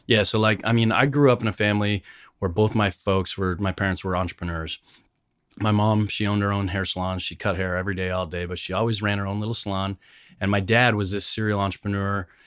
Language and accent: English; Canada; moved away as an adult; now in United States; growing up in Canada, being an immigrant, coming to the United States